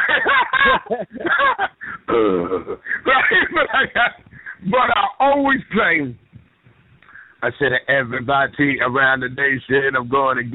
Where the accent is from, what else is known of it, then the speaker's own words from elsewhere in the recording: Philadelphia, Pennsylvania, United States; I was from Philly